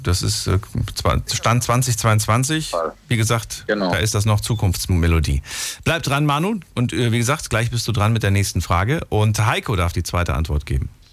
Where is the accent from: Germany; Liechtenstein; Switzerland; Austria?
Germany; Hesse; also born or lived in Thuringia; bin aufgewachsen in Hessen